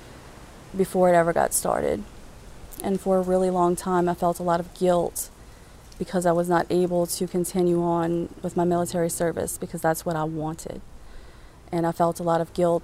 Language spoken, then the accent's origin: English; West Bank, Louisiana, United States; I am originally from the West Bank